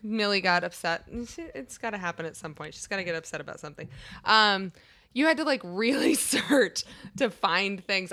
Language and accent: English; Washington, District of Columbia, United States; I'm from, like, the D C area